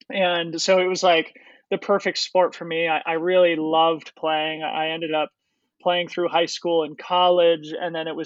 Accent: Boulder, Colorado, United States; I grew up in Boulder, Colorado

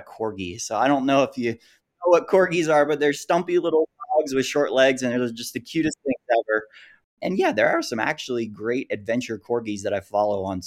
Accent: Gainesville, Florida, United States; moved away as an adult; now in Salt Lake City, United States; I was born and raised in Gainesville, Florida

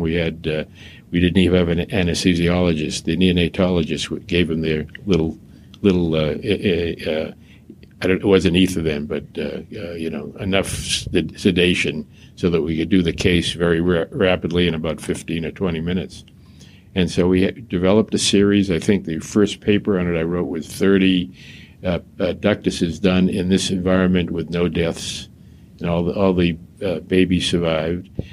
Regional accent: Boston, Massachusetts, United States; I grew up in Mattapan uh, and uh, Dorchester in Boston.

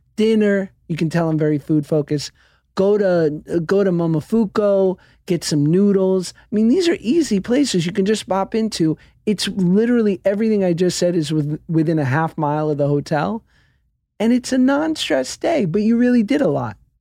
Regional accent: New York, United States; I'm from New York

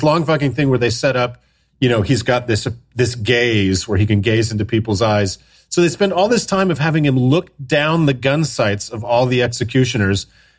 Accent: Utah, United States; I'm from Utah where we have the firing squad.

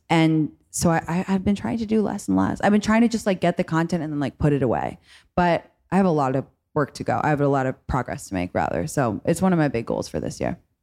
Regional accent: London, United Kingdom; moved away as an adult; now in United States; I grew up in London and then I had college in America

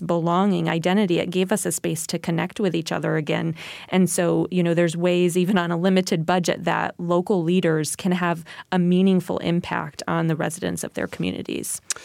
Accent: New York, United States; my hometown, um, DeFerry at New York, it has a population of four hundred

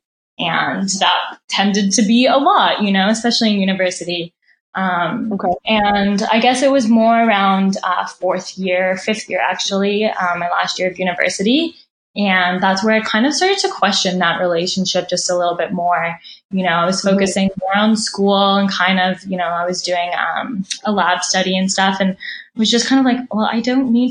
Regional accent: Canada; we're Canadian

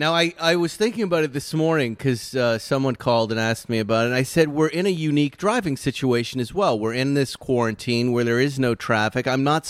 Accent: Massachusetts, United States; moved away; I'm a Massachusetts guy. I'm from a very puritanical, kind of historical, New England-y kind of town where my friends' last names are the last names on the Mayflower, Adams and the Ames, right?

